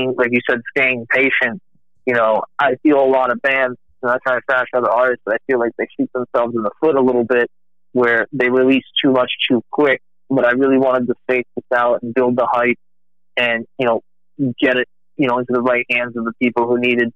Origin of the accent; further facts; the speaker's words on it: Rhode Island, United States; now in Texas, United States; I'm originally from Rhode Island, but living in Texas